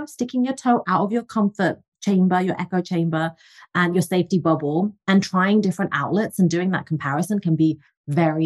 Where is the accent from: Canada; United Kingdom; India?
United Kingdom; England; moved away; I'm originally from England, as you can tell from the accent